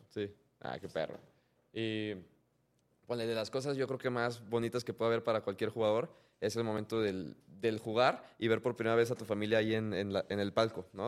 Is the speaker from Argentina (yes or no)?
no; Mexico; a nosotros como mexicanos